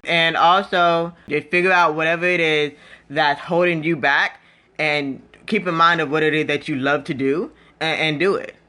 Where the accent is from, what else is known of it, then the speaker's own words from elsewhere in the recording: Florida, United States; moved away as an adult; also born or lived in Fort Lauderdale, Florida / Washington D.C. / Nashville area, Tennessee; now in Nashville, United States; I was born in Florida. I pretty much grew up in Florida.